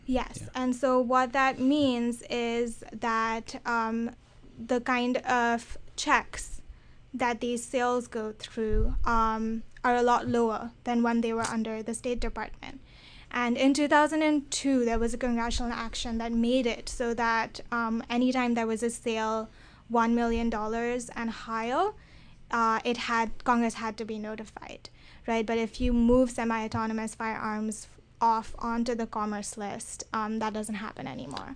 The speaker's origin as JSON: {"language": "English", "country": "India", "moved": "yes", "lives_now": "United States", "said": "I'm from India, so my cultural understanding of this is also a little bit different"}